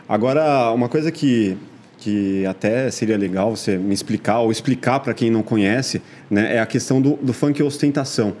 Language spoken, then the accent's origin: Portuguese; São Paulo, Brazil; eu cresci na, na Vila Matilde, Zona Leste